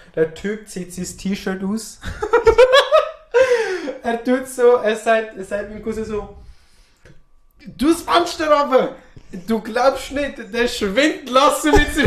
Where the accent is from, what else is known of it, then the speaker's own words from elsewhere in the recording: Switzerland; ich als Schweizer